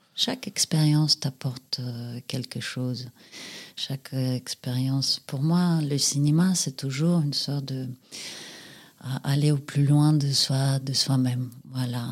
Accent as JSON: {"language": "French", "region": "Saint Petersburg", "country": "Russia", "tie": "born or raised there", "moved": "as an adult", "lives_now": "France", "said": "je suis née à Saint-Pétersbourg, à l'époque, c'était Leningrad. J'ai passé là-bas mon enfance, mon adolescence, ma jeunesse. Et puis à l'âge de 23 ans, je suis partie"}